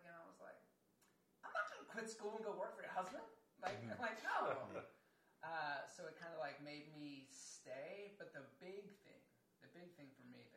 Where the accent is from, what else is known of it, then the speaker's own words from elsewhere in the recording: Lansdowne, Maryland, United States; I grew up in Baltimore at a place called Lansdowne, exit 9 off 695. It's in Baltimore County, but it's right next to the city line.